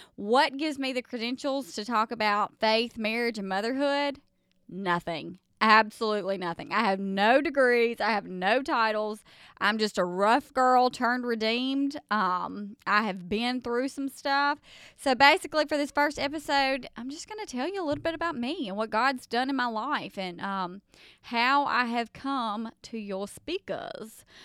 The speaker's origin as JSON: {"language": "English", "region": "the South", "country": "United States", "accent": "Southern", "said": "I'm from the South, um, where we just do all things Southern."}